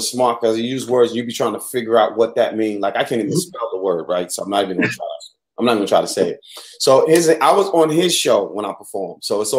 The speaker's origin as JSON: {"language": "English", "town": "New York City", "region": "New York", "country": "United States", "moved": "yes", "said": "Because I can tell you're not from the South. And I said, from New York City."}